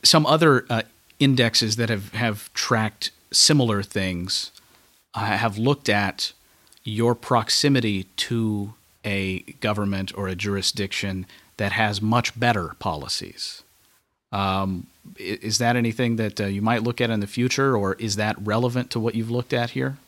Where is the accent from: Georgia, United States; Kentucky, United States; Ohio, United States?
Kentucky, United States; I'm from Kentucky.